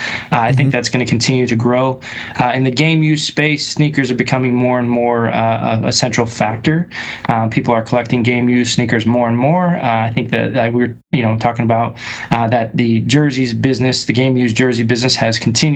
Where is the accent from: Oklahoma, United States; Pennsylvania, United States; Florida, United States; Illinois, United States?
Illinois, United States; Chicago; moved away; also born or lived in California; I was from Chicago. I'm in my 40s, so I grew up during Michael Jordan's heyday.